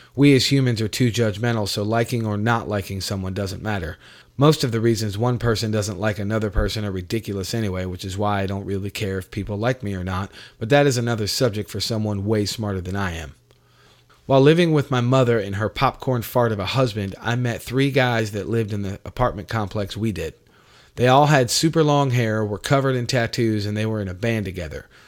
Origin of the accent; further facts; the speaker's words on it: Gastonia, North Carolina, United States; also born or lived in New York; I wound up with my mother in a city outside of Charlotte, North Carolina, called Gastonia